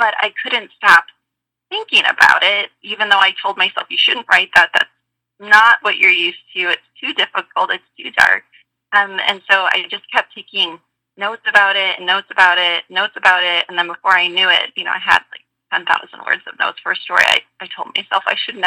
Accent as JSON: {"language": "English", "town": "Cave Creek", "region": "Arizona", "country": "United States", "tie": "born or raised there", "said": "they were also from my hometown of Cave Creek, where I was living at the time"}